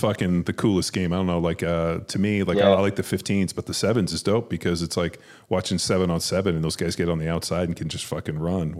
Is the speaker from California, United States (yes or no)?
yes; Southern California, United States; moved away as an adult; also born or lived in Philadelphia; I grew up in Southern California and was not exposed, and I did play for the Eagles. So, I lived in Philly, lived in Rittenhouse and, lived in Maniac